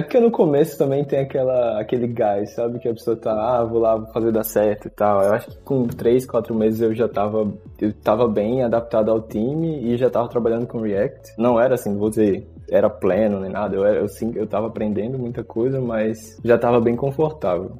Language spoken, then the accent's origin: Portuguese; Alagoas, Brazil; accent: nordestino; moved away as an adult; also born or lived in Maceió; now in Graz, Austria; acho que você vai perceber pelo meu sotaque, eu sou nordestino, sou de Alagoas